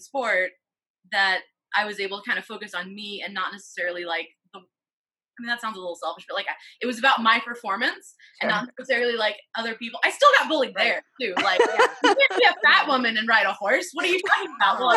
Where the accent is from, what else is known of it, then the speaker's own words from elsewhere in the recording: Middle Tennessee, United States; moved away; I grew up in Middle Tennessee